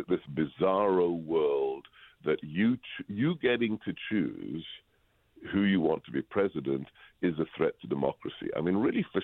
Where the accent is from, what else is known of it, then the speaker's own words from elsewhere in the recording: England, United Kingdom; moved away; I grew up in England, and where everybody just talks about the weather